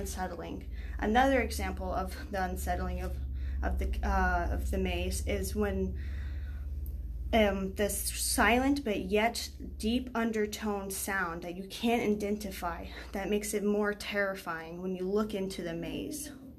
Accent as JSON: {"language": "English", "region": "Texas", "country": "United States", "said": "I'm from Texas"}